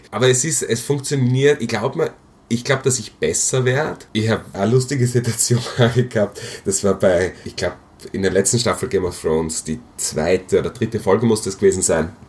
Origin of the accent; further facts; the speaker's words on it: Graz, Styria, Austria; moved away; Speziell, also ich komme aus Graz, wird, glaube ich, nicht mehr nach Graz zurückgehen von meinem jetzigen Plan